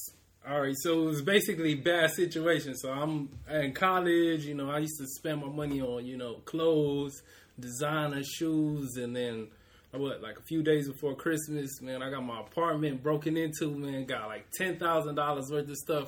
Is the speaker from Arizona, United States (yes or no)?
no; Houston, Texas, United States; also born or lived in New Jersey / Ohio / Georgia; So I was born in New Jersey, moved to Ohio, lived in Ohio for 7 years, then moved to Georgia, lived there for 3 years, and for 15 years, been in Houston. So instead of giving people the full story, I just tell them Houston.